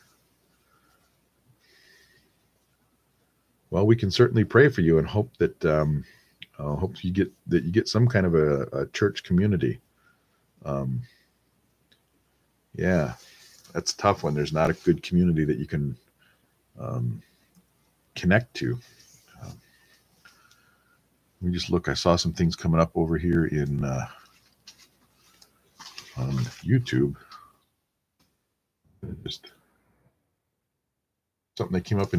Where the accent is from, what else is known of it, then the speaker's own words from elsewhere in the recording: United States; I happen to live in the United States of America, so being an American